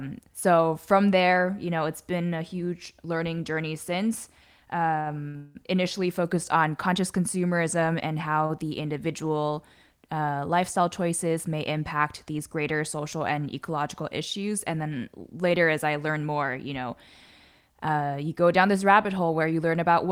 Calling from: San Diego, California, United States; I'm calling in from San Diego, which is Kumeyaay land in Southern California.

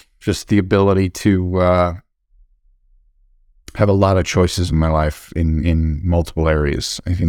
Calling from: Long Island, New York, United States; I live, I'm in Long Island, New York, and just hoping my kids don't walk in at any second.

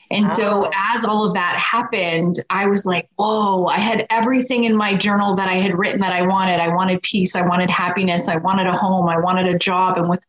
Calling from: Edmonton, Alberta, Canada; Just outside of Edmonton, Alberta, Canada.

